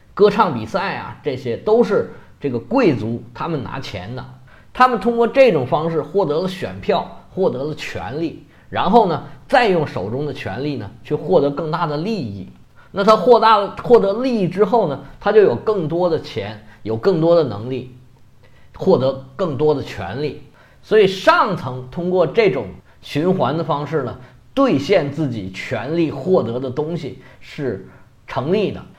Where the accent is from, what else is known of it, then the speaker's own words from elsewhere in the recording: Cantonese-speaking, Guangdong, China; 用我们广东话来讲叫食脑